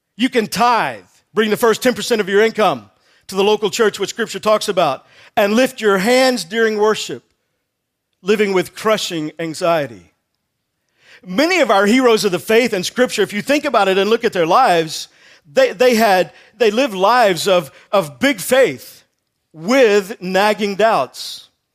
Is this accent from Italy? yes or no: no; Texas, United States; I grew up in Texas